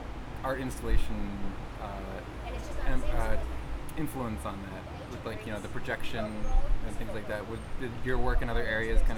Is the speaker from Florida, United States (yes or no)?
yes; South Florida, United States; Doug and I grew up in South Florida like you guys did